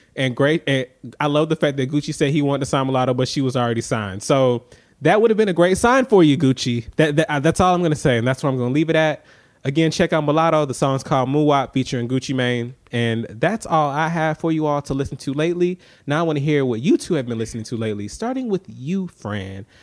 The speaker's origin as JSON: {"language": "English", "town": "Atlanta", "region": "Georgia", "country": "United States", "said": "I'm from Atlanta"}